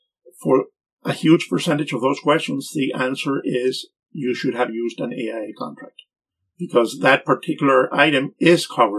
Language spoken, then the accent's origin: English; Venezuela; English is a second language; moved away as an adult; I'm originally from Venezuela